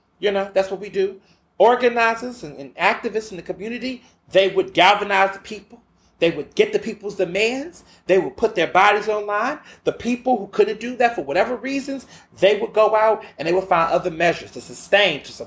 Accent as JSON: {"language": "English", "region": "the South", "country": "United States", "tie": "born or raised there", "said": "I grew up hearing that in the South."}